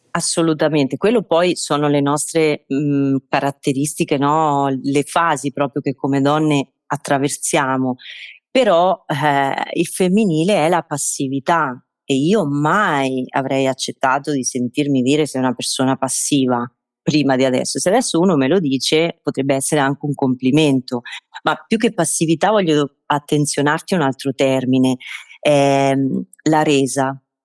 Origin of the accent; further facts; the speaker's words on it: Marche, Italy; io sono oh, base nelle Marche, ho scelto di, di restare nel, nel, mio paesino